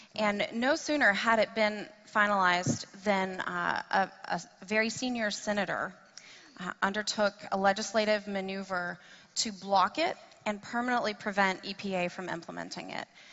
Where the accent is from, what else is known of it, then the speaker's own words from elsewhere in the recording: Tennessee, United States; I am from uh, Tennessee, that's my home state